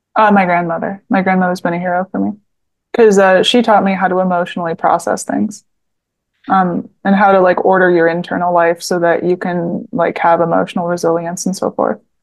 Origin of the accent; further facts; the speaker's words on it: Southeast Michigan, United States; I'm from Southeast Michigan, uh, and I lived there my whole life